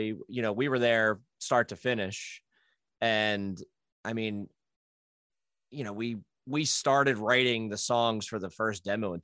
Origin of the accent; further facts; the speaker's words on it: New Jersey, United States; moved away as an adult; now in Philadelphia, United States; I'm in Philly now, but I grew up in Jersey and spent a lot of time there.